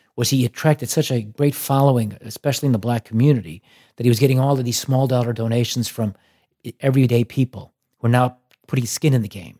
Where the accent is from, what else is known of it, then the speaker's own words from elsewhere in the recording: Chicago, Illinois, United States; growing up in Chicago